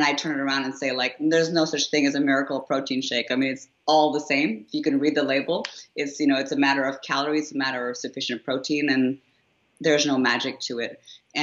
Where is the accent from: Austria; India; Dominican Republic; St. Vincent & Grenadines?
India; I come from a place where, you know, as an Indian, for instance, you know, women are not culturally attuned to wanting to get big